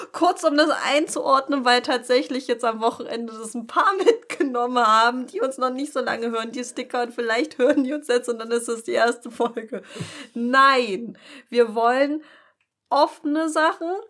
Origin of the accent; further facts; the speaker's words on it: Pulsnitz, Saxony, Germany; von Pulsnitz wo ich herkomme.